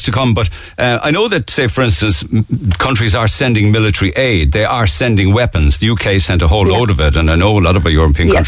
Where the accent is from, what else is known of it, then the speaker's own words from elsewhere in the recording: Georgia; moved away as an adult; now in Cork, Ireland; you are from Georgia. Yes, okay, I am.